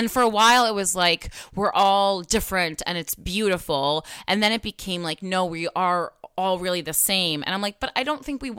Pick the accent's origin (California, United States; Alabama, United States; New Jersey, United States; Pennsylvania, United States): New Jersey, United States; Union; Yeah, that's how I grew up. And I mean, I'm from Union, New Jersey.